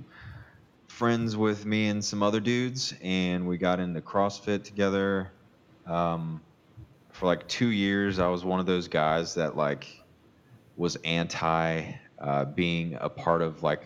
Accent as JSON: {"language": "English", "region": "Louisiana", "country": "United States", "said": "I am originally from Louisiana"}